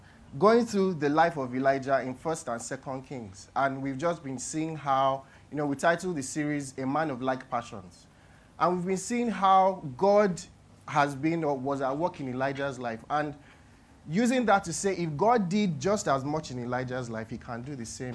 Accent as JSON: {"language": "English", "country": "Nigeria", "said": "as a Nigerian"}